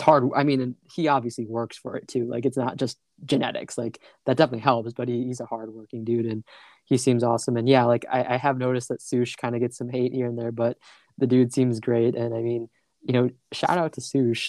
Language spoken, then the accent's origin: English; Michigan, United States; I'm from Michigan, pretty small town